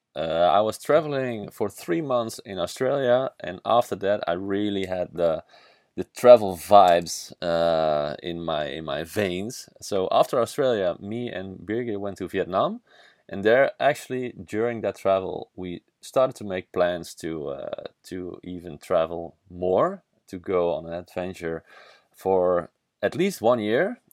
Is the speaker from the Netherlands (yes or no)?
yes; Netherlands; English is a second language; I'm from the Netherlands. I'm a Dutch guy